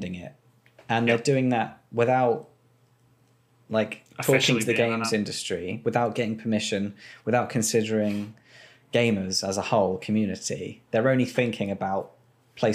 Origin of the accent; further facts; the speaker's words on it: England, United Kingdom; we're English